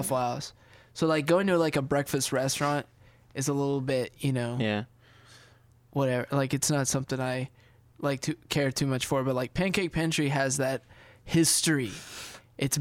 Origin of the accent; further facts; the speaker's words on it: United States; I'm an American